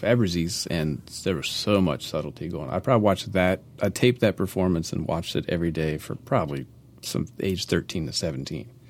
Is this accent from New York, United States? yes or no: no; Maryland, United States; I'm, I'm from Maryland